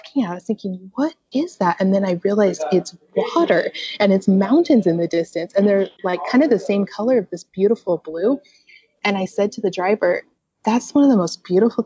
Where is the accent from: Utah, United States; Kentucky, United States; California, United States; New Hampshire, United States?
Utah, United States; I'm from Utah